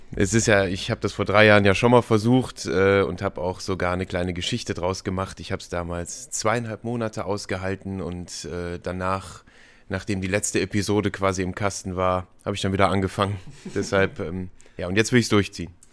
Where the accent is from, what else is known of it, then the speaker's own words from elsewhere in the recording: Ratingen, North Rhine-Westphalia, Germany; now in Düsseldorf, Germany; Also ich habe einen Freundeskreis in Ratingen, wo ich aufgewachsen bin und hier in Düsseldorf, wo ich jetzt wohne und arbeite